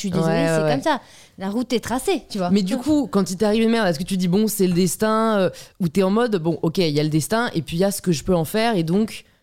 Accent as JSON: {"language": "French", "town": "Le Havre", "region": "Normandy", "country": "France", "tie": "born or raised there", "said": "T'as vécu où juste en grandissant J'étais au Havre."}